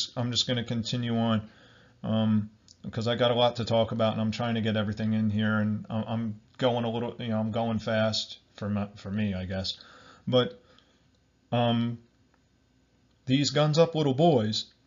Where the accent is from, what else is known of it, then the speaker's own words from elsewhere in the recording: Barnegat, New Jersey, United States; I'm from Barnegat, New Jersey, and that's like in Southern Ocean County